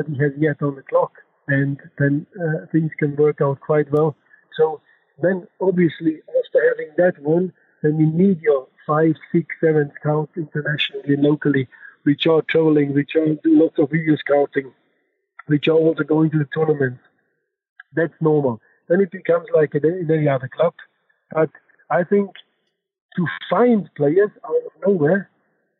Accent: Germany; accent: German; English is a second language; I'm German, you know, my accent, and also by my passport

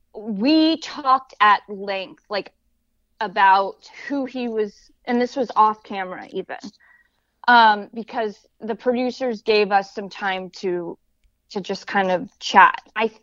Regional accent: Hollywood, California, United States; So they were threatened by the fact that I was blonde, I came from Hollywood

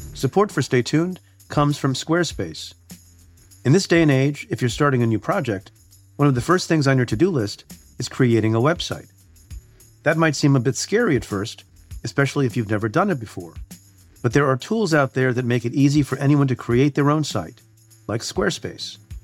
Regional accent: India; I'm, I'm Indian. I was born in India

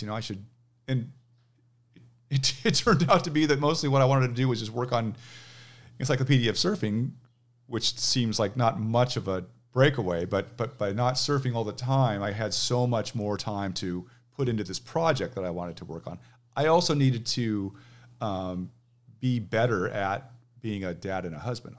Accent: Manhattan Beach, California, United States; now in Seattle, United States; I grew up in Manhattan Beach

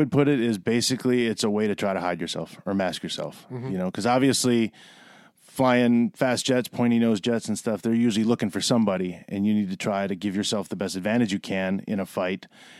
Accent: Milwaukee, Wisconsin, United States; So I grew up in Milwaukee.

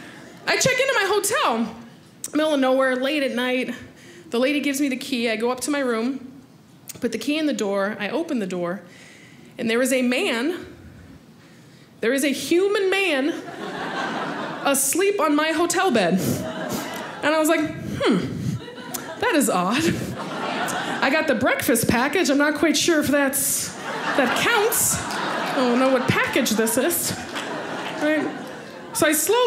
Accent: United States; I'm American. And you guys, I don't know if you could tell by my BMI that I am from America. I was born and raised here

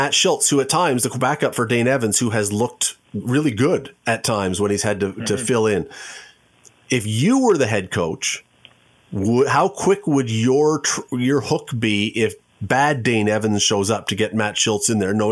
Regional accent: Toronto, Ontario, Canada; When I grew up in Toronto, it was in the Condridge Holloway Barnes era

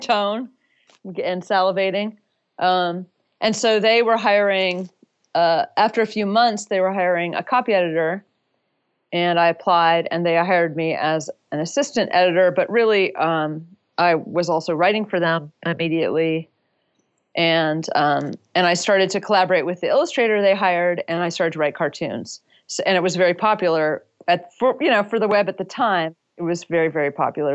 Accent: Durham, North Carolina, United States; moved away as an adult; also born or lived in San Francisco; I had moved from my hometown of Durham, North Carolina, across the country to San Francisco

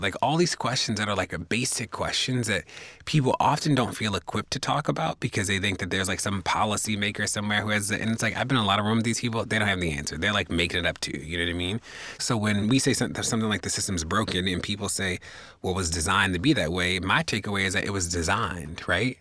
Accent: Baltimore, Maryland, United States; I'm from Baltimore, live in Baltimore

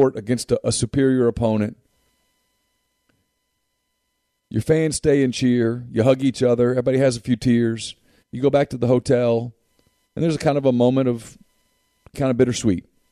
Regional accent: Ruston, Louisiana, United States; I'm from Ruston

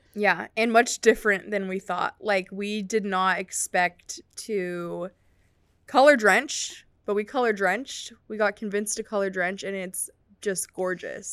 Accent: Bay Area, California, United States; I grew up in the Bay Area

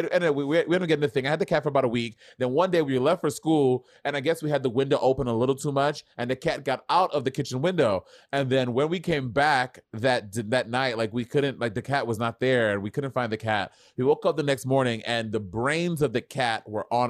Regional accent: New York City, New York, United States; also born or lived in Saint Lucia; I was raised in Brooklyn, but I was born in I was born in Brooklyn. I lived in St. Lucia

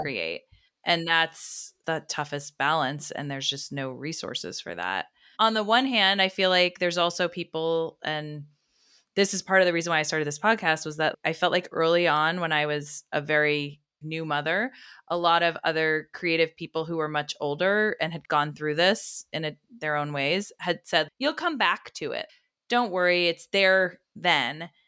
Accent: United States; us as American mothers

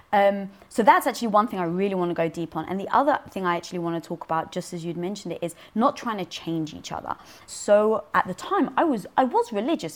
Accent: London, United Kingdom; born or raised there

